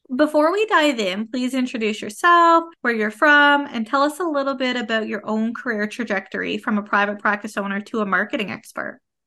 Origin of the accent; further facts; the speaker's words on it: Canada; I am a Canadian social worker